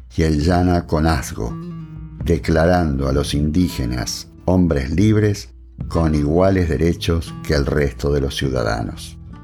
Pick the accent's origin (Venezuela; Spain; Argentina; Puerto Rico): Argentina; todos formamos el pueblo argentino